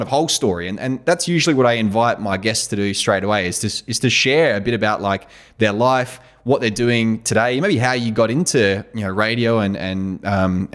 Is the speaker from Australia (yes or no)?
yes; Australia; being an Australian, an Aussie dude, in our pretty heavy drinking culture